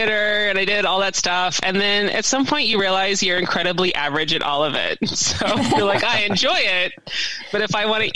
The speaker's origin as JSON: {"language": "English", "town": "Indianapolis", "region": "Indiana", "country": "United States", "tie": "born or raised there", "also_born_or_lived": "Texas / Washington, D.C. / Illinois", "moved": "as an adult", "said": "I am Hoosier born and bred. Nice. Grew up in Indianapolis"}